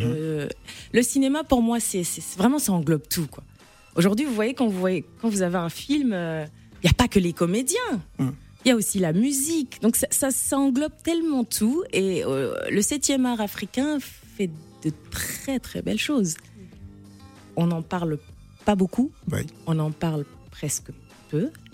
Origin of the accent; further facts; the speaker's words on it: N'Djamena, Chad; moved away; je suis née, j'ai grandi au Tchad, je suis franco-tchadienne, mais j'ai fait plus de 35 ans de ma vie au Tchad